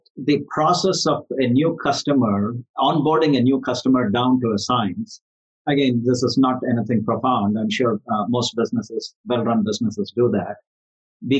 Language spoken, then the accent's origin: English; India; moved away; I'm from India originally, and I'm involved in various charities back home